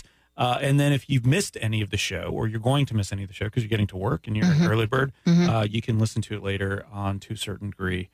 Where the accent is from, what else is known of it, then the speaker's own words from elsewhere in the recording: Daytona Beach, Florida, United States; I grew up in Daytona Beach.